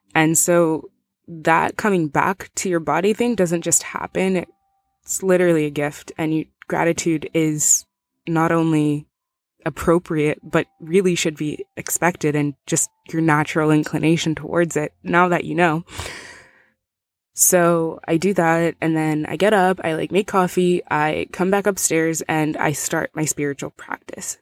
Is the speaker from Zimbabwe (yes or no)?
yes; Zimbabwe; moved away; I'm originally from Zimbabwe